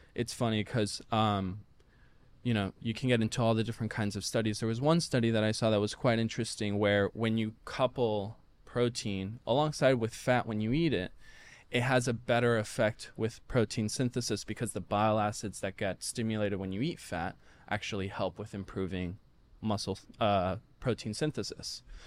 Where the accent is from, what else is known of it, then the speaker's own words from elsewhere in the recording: Puerto Rico; I'm from Puerto Rico, so very, very heavy on the rice and the beans